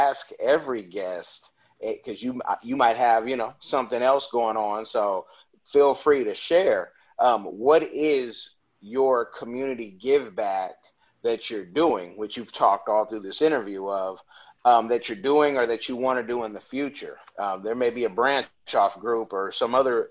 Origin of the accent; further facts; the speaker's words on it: Oakland, California, United States; moved away as an adult; I'm from Oakland